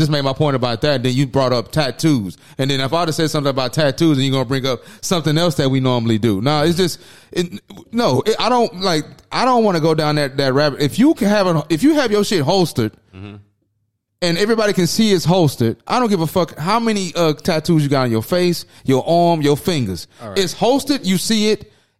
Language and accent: English; Acres Home, Texas, United States; Acres Home.